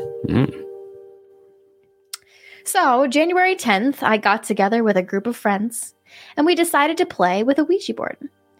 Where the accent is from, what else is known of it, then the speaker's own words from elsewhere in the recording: Bulgaria; I should mention that I am from Bulgaria and am an Eastern Orthodox.